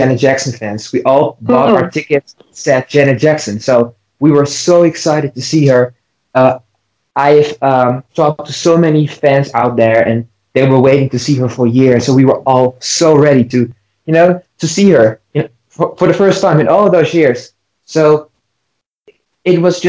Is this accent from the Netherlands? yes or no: yes; Netherlands; I'm from the Netherlands